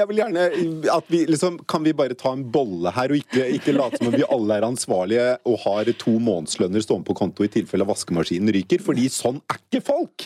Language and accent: Norwegian; Norway; som nordmann